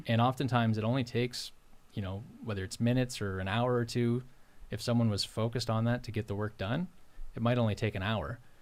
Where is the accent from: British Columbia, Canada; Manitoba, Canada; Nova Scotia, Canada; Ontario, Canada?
Nova Scotia, Canada; Port Williams; moved away as an adult; now in Timberlea, Canada; home originally for me is Port Williams, Nova Scotia, and, and the valley. Um, so I grew up on a poultry and dairy farm there